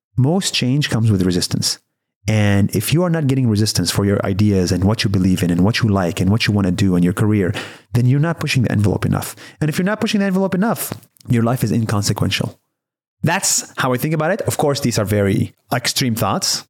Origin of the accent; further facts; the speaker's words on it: Israel; I was born and raised in Israel